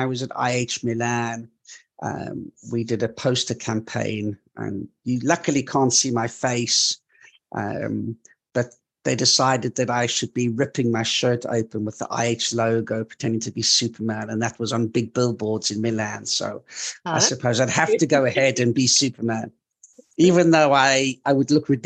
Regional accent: South Africa; moved away as an adult; also born or lived in north of England / Malta; I was growing up in South Africa

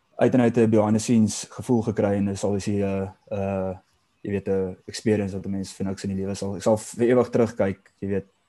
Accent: South Africa; as 'n Suid-Afrikaner

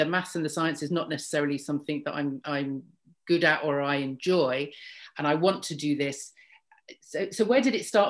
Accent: London, United Kingdom; moved away as an adult; I grew up in London and I love London

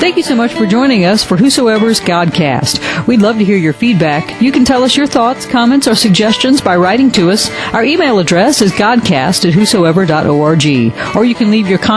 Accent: a small community north of Atlanta, Georgia, United States; In my hometown, a small community north of Atlanta

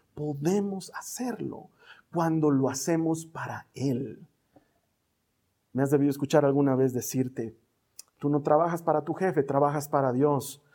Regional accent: Bolivia; aquí en mi país

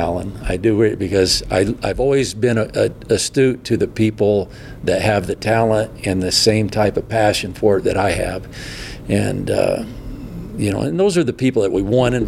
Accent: Midwest, United States; as a young kid growing up in the Midwest

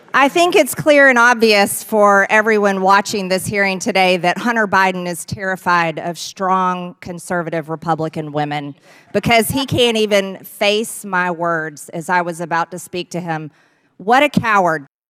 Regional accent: Canada; I'm a Canadian girl

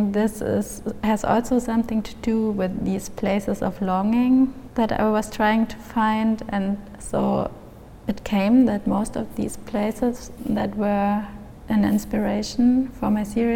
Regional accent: Germany; also born or lived in Munich; I grew up in Germany, and there are so many influences from the US

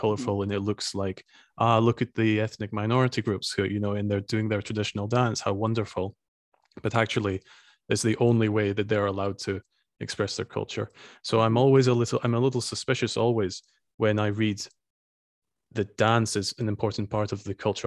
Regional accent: Scotland, United Kingdom; now in Estonia; I'm from Scotland

